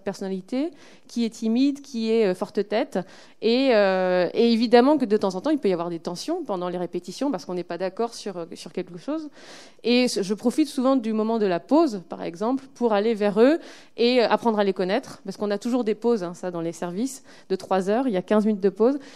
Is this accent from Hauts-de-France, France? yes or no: yes; Lille, Hauts-de-France, France; je suis lilloise